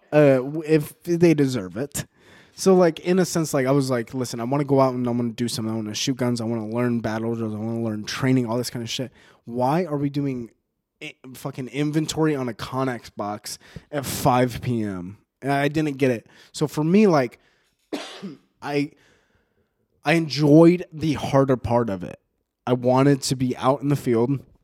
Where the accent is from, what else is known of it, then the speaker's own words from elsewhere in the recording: Mesa, Arizona, United States; moved away; also born or lived in El Paso, Texas; Mesa, Arizona is my hometown. Arizona is my home state